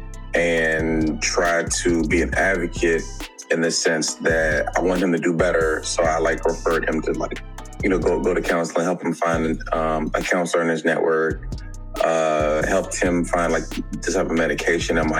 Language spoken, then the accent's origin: English; Capitol Heights, Maryland, United States; I'm from the DMV, from Capitol Heights, Maryland.